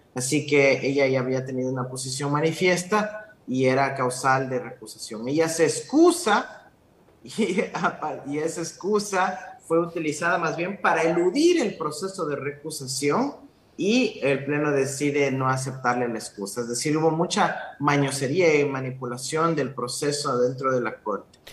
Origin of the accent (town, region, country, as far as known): Ecuador